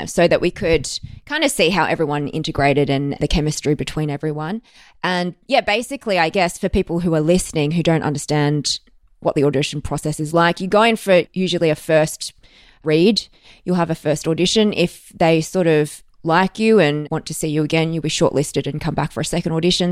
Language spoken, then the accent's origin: English; Melbourne, Victoria, Australia; I was born in Melbourne. I've spent most of my life here.